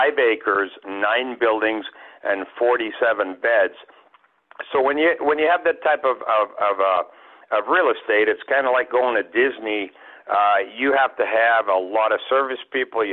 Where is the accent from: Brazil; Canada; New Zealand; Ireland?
Canada; also born or lived in England / Kenai, Alaska; now in Alaska, United States; When I was about seven, we came to Canada. I grew up in Canada.